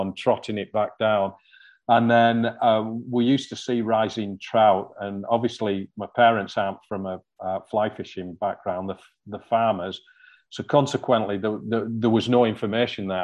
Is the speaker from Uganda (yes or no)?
no; hometown near Newlands Beck, North West England, United Kingdom; the first stream I ever fished was one called Newlands Beck, just outside my hometown